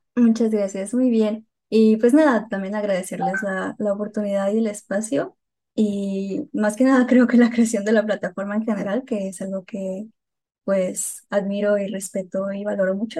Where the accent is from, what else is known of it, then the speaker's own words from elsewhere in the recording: Hermosillo, Sonora, Mexico; moved away as an adult; now in Guadalajara, Mexico; Yo soy de Sonora de Hermosillo eh, y se va a notar con mi acento en como dos segundos.